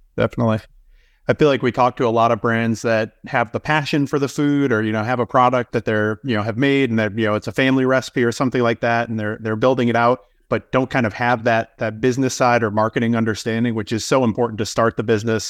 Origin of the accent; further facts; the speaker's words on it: Northeast, United States; I grew up in the Northeast, so I kinda grew up on fluff and udders.